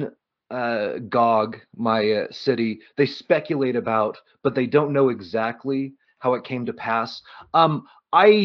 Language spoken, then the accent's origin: English; Reno, Nevada, United States; I grew up in Reno.